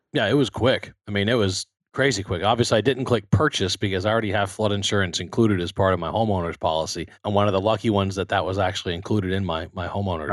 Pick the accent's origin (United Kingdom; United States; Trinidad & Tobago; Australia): United States; Baton Rouge, Louisiana; moved away as an adult; also born or lived in Texas; I grew up in Baton Rouge, Louisiana, about a mile from Alex Bach Stadium